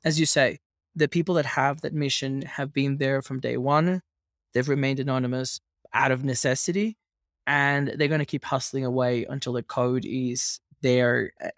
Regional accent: Venezuela; As you can imagine, growing up in Venezuela was a bit wild, fun, but wild.

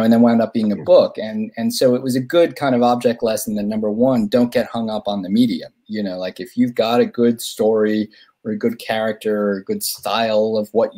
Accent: Omaha, Nebraska, United States; I'm from Omaha

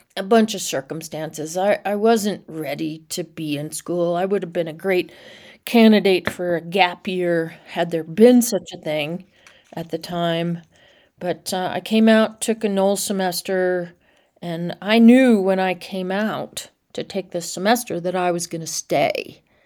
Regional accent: Nashville, Tennessee, United States; moved away; I grew up in Nashville in a Reformed Jewish household

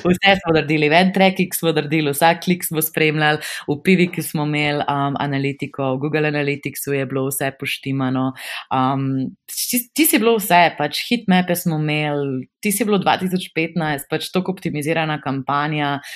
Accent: Slovenia; also born or lived in Amsterdam, Netherlands / Belgium; smo Slovenci tako kar um, zelo proaktivni

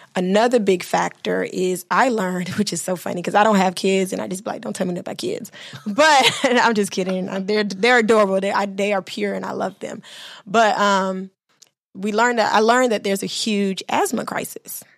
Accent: Miami, Florida, United States; also born or lived in Bahamas; I was raised in Miami, Florida, but I'm from the Bahamas and my mother's from Haiti

